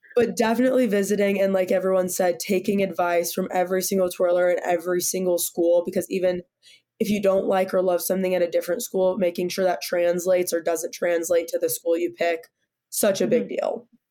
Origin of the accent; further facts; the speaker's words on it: Sacramento, California, United States; moved away as an adult; now in Boulder, United States; I'm coming from Sacramento, California, which is like you know, 110 all summer